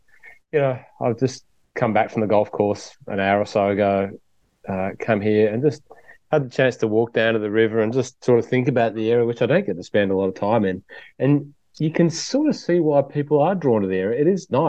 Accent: Hunter Valley, New South Wales, Australia; in the Hunter Valley, up at the Vintage in my home town

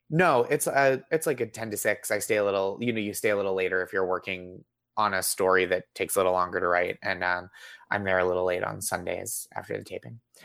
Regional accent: just outside Boston, Massachusetts, United States; I grew up just outside Boston

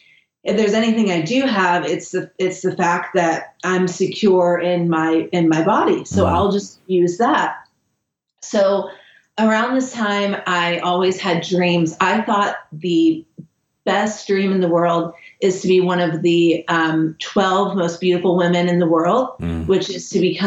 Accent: Kentucky, United States; moved away as an adult; I grew up in a broken home and I was the youngest, and I grew up in Kentucky, which is very middle America

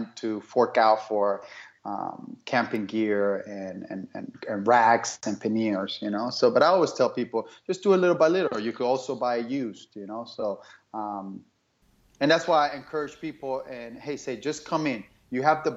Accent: Miami, Florida, United States; moved away as an adult; now in Phoenix, United States; I grew up in Miami

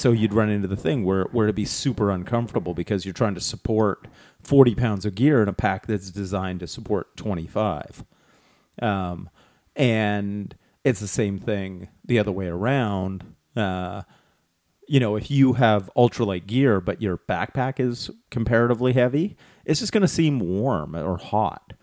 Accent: Canada; we're Canadian.

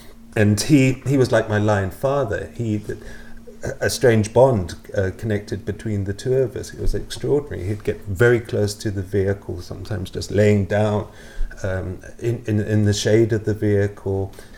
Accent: Nigeria; also born or lived in United Kingdom / Malawi / Botswana; now in -; I was born in the UK, in southeast of the UK, and my parents took me out to Nigeria when I was very, very young, when I was about, I think about 18 months old. And for the majority of my childhood, I grew up in Nigeria and Malawi

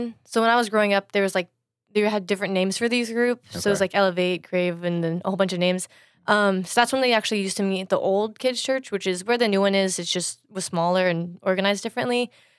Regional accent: United States; born or raised there; also born or lived in China

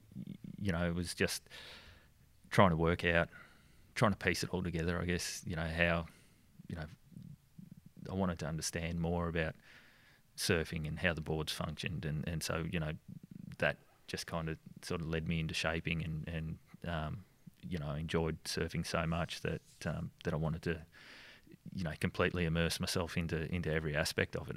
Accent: Victoria, Australia; moved away as an adult; also born or lived in Geelong, Victoria / Myrtleford, Victoria; now in Lennox Head, Australia; I grew up in the country, um, in Victoria.

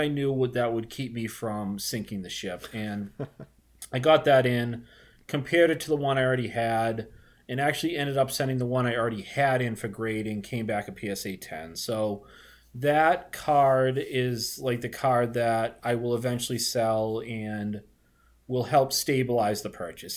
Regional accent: Boston, Massachusetts, United States; accent: Boston; I'm a Boston guy, if you can't tell from my disgusting accent

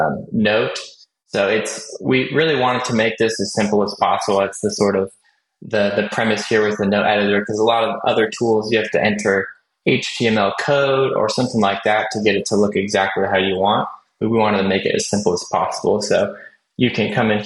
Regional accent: California, United States; I am from California.

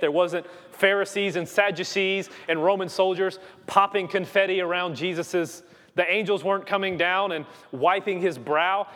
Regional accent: Louisiana, United States; moved away; I am from Louisiana

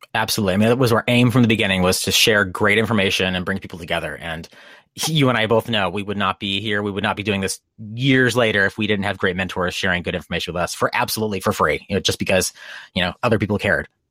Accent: East Coast, United States; moved away; I grew up in the East Coast

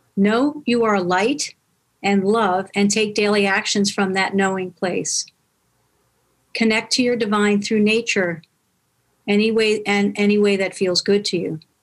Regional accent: New York, United States; now in California, United States; I'm from New York, but I'm living in, in California now

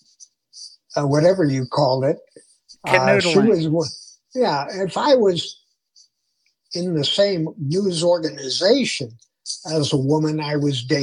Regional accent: Chicago, Illinois, United States; moved away as an adult; now in Denver, United States; growing up in Chicago

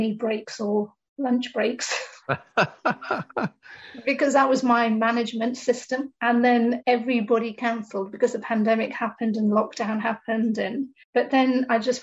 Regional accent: United Kingdom; my personal background is that I'm an Indian woman in the UK, and growing up, there's certain expectations that you have

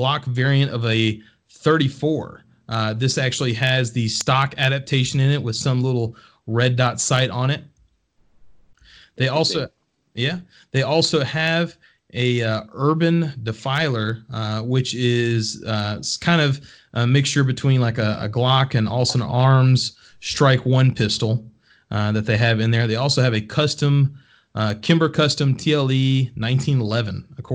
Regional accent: Texas, United States; moved away; I'm proudly from Texas originally. That's where all my family's from.

